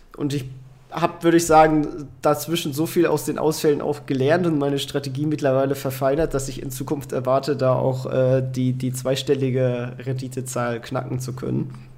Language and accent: German; Kiel, Schleswig-Holstein, Germany; now in Hanover, Germany; ich komme ja ursprünglich aus Kiel, wohne jetzt in Hannover